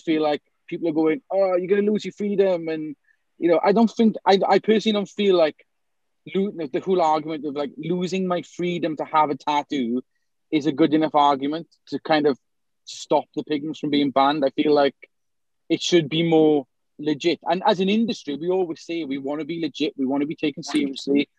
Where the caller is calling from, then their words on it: South Wales, United Kingdom; I'm calling from South Wales